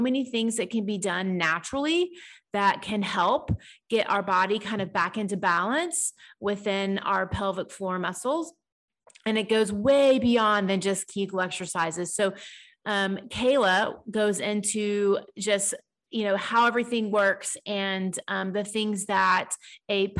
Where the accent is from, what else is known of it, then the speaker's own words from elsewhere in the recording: Dallas, Texas, United States; I grew up in Dallas